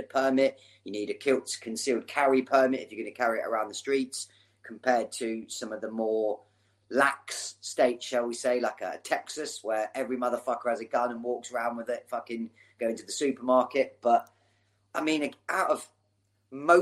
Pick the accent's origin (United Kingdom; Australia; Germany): United Kingdom; England; as English people